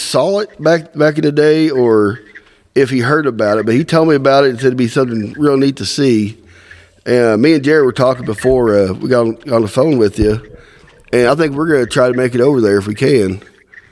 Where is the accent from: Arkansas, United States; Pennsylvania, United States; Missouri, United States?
Missouri, United States; Southwest; also born or lived in Tipton, Indiana / Southern Indiana; now in Birdseye, Indiana, United States; I grew up in Southwest Missouri